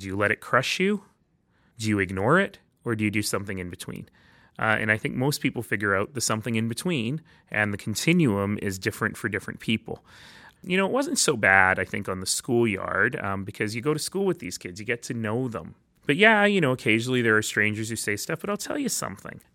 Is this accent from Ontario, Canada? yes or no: no; Calgary, Alberta, Canada; also born or lived in Toronto / Red Deer; ended up in Calgary, where I grew up.